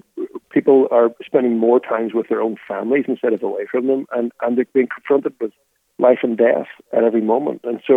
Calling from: Nashville, Tennessee, United States; Well, I'm in Nashville at the minute. We at some point in this season go back to Ireland

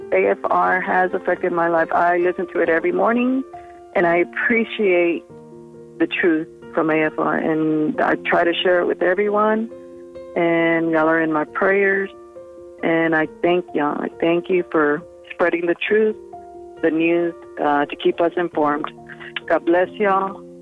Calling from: Houston, Texas, United States; I am calling from Houston, Texas.

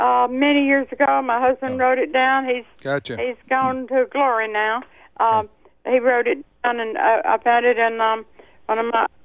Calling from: Northport, Alabama, United States

